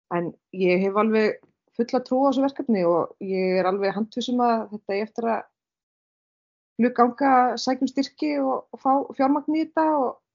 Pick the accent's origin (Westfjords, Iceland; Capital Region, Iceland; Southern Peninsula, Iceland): Westfjords, Iceland; Bíldudalur; also born or lived in Reykjavík; now in Stöðvarfjörður, Iceland; ég er frá Bíldudal